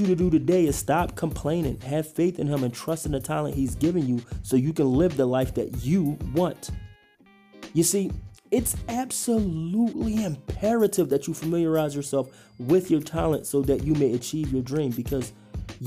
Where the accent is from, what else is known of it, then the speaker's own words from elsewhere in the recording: Philadelphia, Pennsylvania, United States; moved away as an adult; now in Idaho, United States; growing up in Philly